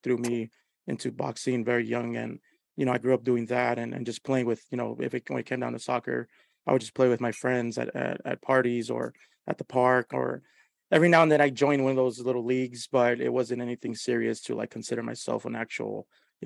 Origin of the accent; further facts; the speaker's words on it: Los Angeles, California, United States; We grew up down the street. I grew up on Hoover and 24th.